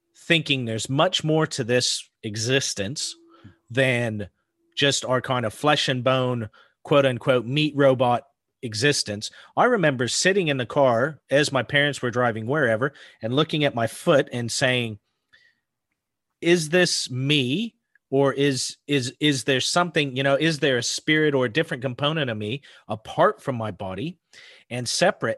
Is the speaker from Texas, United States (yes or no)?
no; northern panhandle of Idaho, United States; I grew up in the Pacific Northwest, mountains and forests